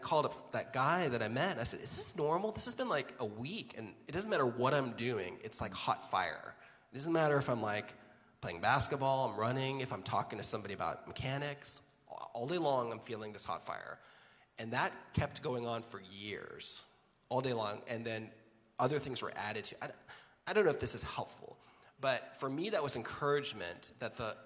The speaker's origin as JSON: {"language": "English", "country": "Jamaica", "tie": "born or raised there", "moved": "yes", "lives_now": "United States", "said": "I was born in Jamaica, baptized in the Church of England. We came to America"}